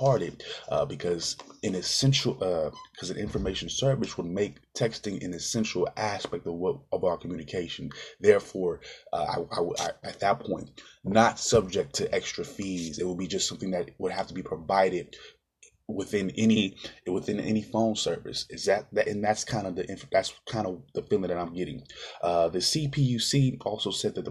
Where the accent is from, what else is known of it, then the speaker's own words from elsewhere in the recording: California, United States; my home state, California